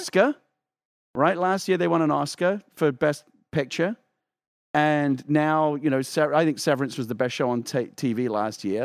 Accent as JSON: {"language": "English", "country": "United Kingdom", "moved": "yes", "lives_now": "United States", "said": "as a Brit living, like, living in America"}